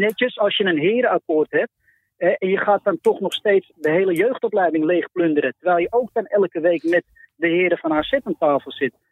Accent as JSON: {"language": "Dutch", "town": "Amsterdam", "region": "North Holland", "country": "Netherlands", "said": "En ik ben Amsterdammer, dus bij Ajax ook"}